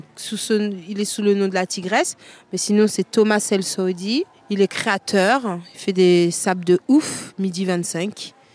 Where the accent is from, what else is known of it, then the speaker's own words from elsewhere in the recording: Paris, Île-de-France, France; moved away as an adult; now in Marseille, France; je viens de Paris. J'habite à Marseille depuis 9 ans